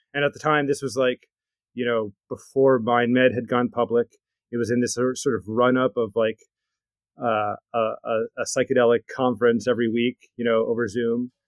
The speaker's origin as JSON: {"language": "English", "region": "New Jersey", "country": "United States", "said": "I'm from New Jersey, I was born in the eighties"}